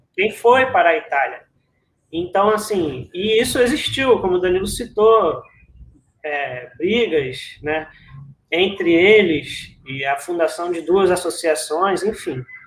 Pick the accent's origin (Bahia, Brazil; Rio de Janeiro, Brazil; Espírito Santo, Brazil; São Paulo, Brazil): Rio de Janeiro, Brazil; São Gonçalo; aqui em São Gonçalo, que é a, a cidade onde eu nasci